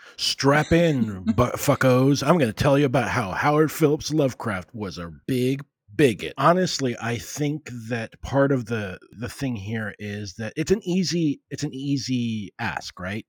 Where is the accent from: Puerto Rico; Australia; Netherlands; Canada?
Puerto Rico; I was raised in Puerto Rico, a colony of the U S